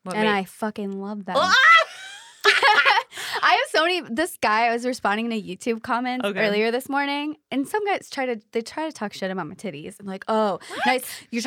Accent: Pacific, Missouri, United States; moved away; In a tiny little town called Pacific, Missouri.

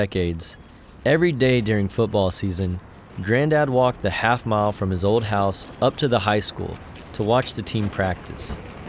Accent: Andrews, Texas, United States; in our hometown of Andrews.

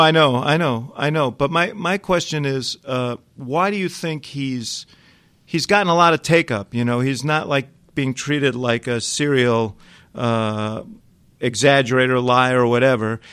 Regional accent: New York City, New York, United States; moved away as an adult; now in Chicago, United States; I grew up in New York City

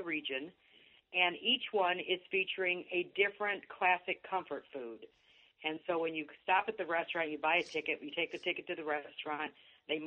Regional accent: Illinois, United States; now in Hocking Hills, Ohio, United States; I grew up in Illinois, thought that the entire Midwest was flat

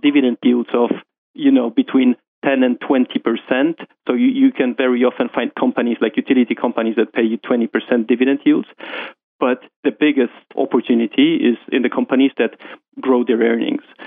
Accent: Warsaw, Masovian Voivodeship, Poland; moved away as an adult; now in London, United Kingdom; I'm from Poland, um, um, um raised in Warsaw, uh, moved to London uh, when I got my first job in JP Morgan

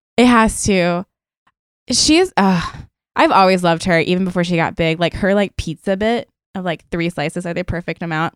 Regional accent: Maryland, United States; now in New York, United States; I'm also from Maryland

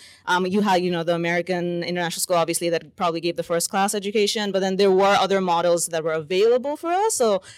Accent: Saudi Arabia; moved away; I grew up in Saudi Arabia

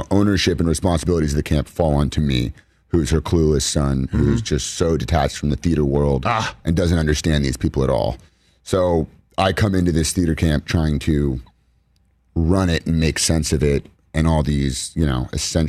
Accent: Los Angeles, California, United States; I grew up here in Los Angeles

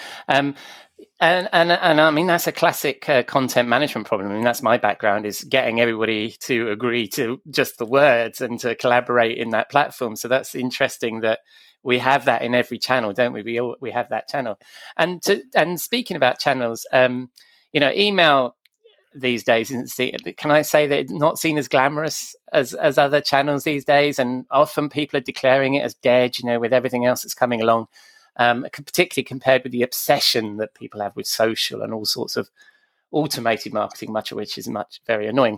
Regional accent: United Kingdom; moved away as an adult; also born or lived in Maryland / Connecticut / New York; that's so typically British of me

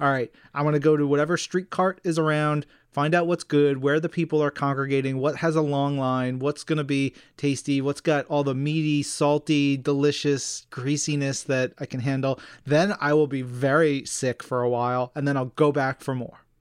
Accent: New York, United States; I grew up in New York. I've never lived anywhere else but New York

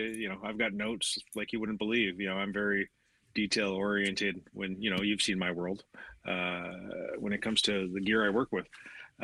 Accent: Canada; We're both Canadian

